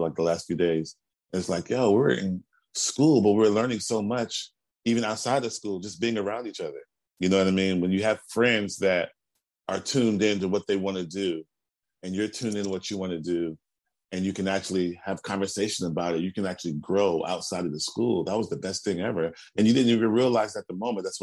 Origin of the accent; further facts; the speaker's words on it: Houston, Texas, United States; moved away; I'm from Houston. We have a school called High School for the Performing and Visual Arts. And I auditioned my ninth grade year and I got